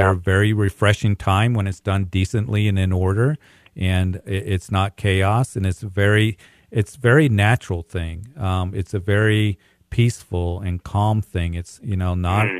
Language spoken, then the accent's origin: English; Greeley, Colorado, United States; It's so good to hear from people from my hometown